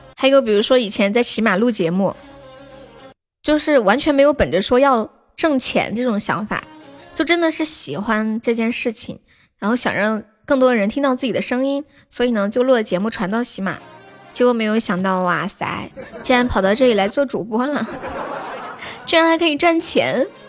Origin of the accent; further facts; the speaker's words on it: Sichuan, China; 我是四川的